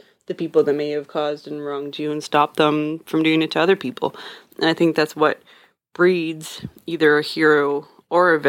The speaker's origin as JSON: {"language": "English", "country": "Canada", "said": "I'm Canadian"}